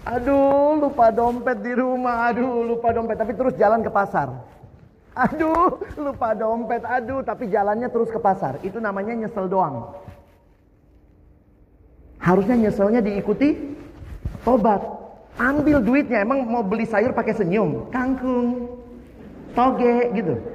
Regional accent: Eastern Indonesia, Indonesia; Saya lahir besar di Indonesia Timur.

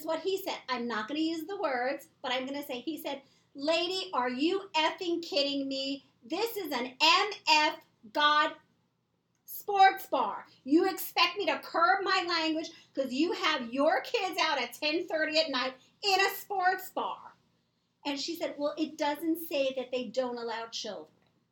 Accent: Long Beach, United States; We grew up in Long Beach together

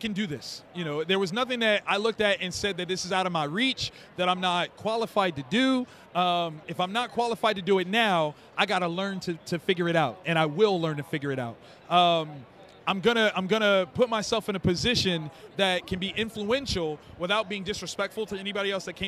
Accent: Columbus, Ohio, United States; 3,000 students in my hometown in Columbus, Ohio

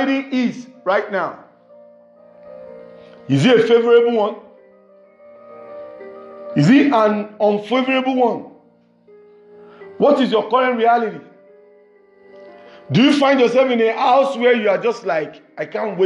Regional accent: Nigeria; English is a second language; from Nigeria, west side of Africa.

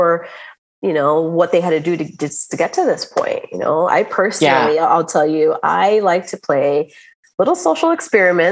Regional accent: United States; as a American born, my parents are, you know, of Cuban descent

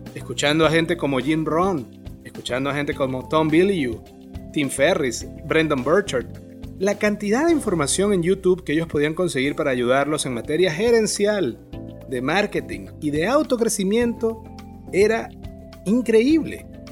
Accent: Maracaibo, Zulia, Venezuela; moved away as an adult; now in Bonaire; En el 2011 emigré de Maracaibo, Venezuela, a Bonaire, una pequeña isla en el Caribe holandés

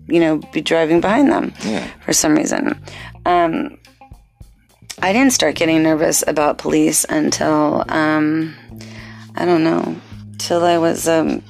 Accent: Torrance, California, United States; growing up in Torrance, which is a city located in a part of Los Angeles County known as the South Bay

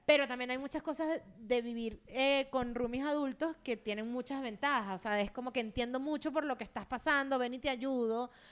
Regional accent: Venezuela; moved away as an adult; en el DEPA donde yo vivía en Venezuela antes de emigrar, yo duré tres años y medio viviendo ahí y me vine, me fui de Venezuela

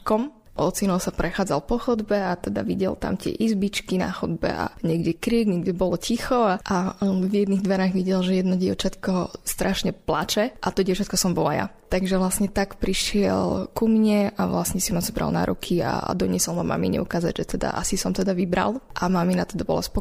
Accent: Prešov, Prešov Region, Slovakia; born there; Ešte možno by som mohla upresniť, že som sa narodila v Prešove

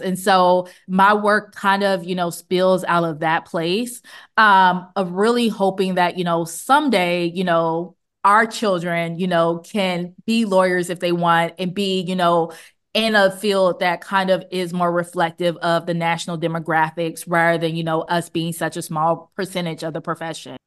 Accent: Montgomery, Alabama, United States; I grew up in Montgomery

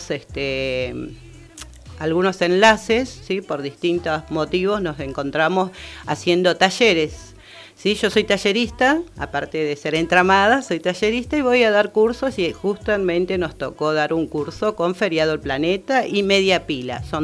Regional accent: Buenos Aires, Argentina; Porque somos de Bajo Flores, somos distintas mujeres, pero ¿qué conformamos este grupo?

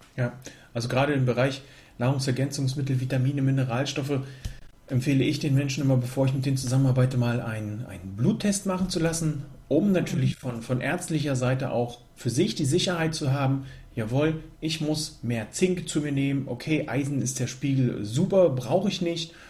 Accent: Germany; hier gerade bei uns in Deutschland

